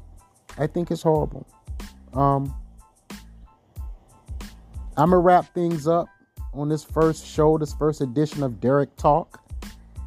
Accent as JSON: {"language": "English", "town": "Timminsville", "region": "South Carolina", "country": "United States", "tie": "born or raised there", "also_born_or_lived": "Florence, South Carolina", "said": "I was born in a small town called Timminsville, population 10. And I went to Timminsville High School"}